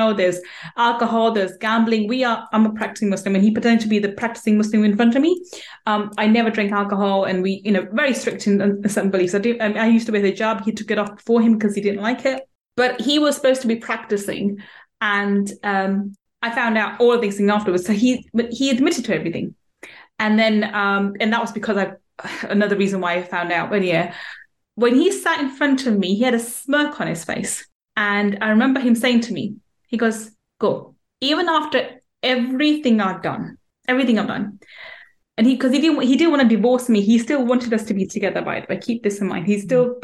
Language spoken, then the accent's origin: English; London, United Kingdom; also born or lived in Manchester; I was born in Manchester, brought up in London